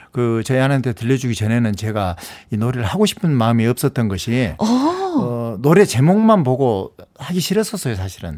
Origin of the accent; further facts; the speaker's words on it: Yeongam, South Jeolla, South Korea; 제 고향이 영암인데요